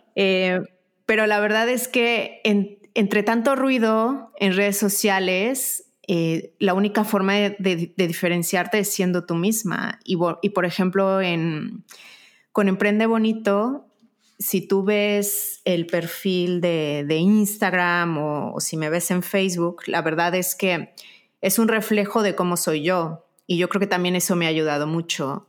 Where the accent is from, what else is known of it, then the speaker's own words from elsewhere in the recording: Mexico; also born or lived in United States; now in Spain; yo soy mexicana, y bueno, ahora mi segundo país es España y el tercero es Estados Unidos